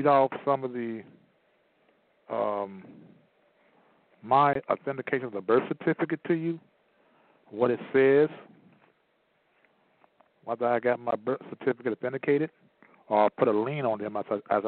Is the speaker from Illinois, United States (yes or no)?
yes; Chicago, Illinois, United States; I was born in Chicago